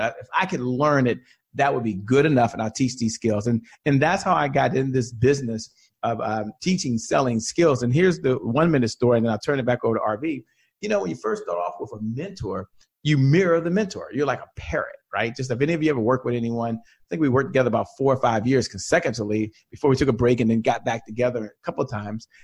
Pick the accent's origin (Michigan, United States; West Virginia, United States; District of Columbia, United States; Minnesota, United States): District of Columbia, United States; Washington; a native Washingtonian. I've only worked for one company my entire career. I'm from Washington, D.C.